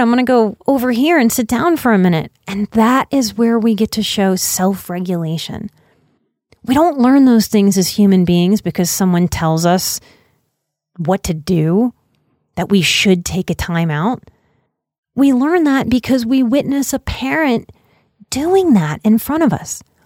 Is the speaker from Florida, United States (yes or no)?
no; Louisiana, United States; I'm from Louisiana